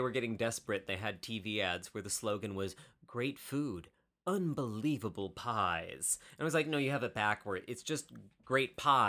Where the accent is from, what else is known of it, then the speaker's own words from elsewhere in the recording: Midwest, United States; I'm from the Midwest, and what we do is we apologize.